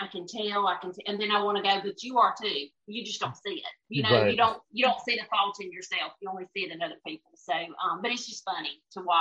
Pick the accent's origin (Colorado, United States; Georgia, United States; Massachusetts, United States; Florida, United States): Georgia, United States; Lincolnton; I grew up in Lincoln, Georgia, right outside McCormick.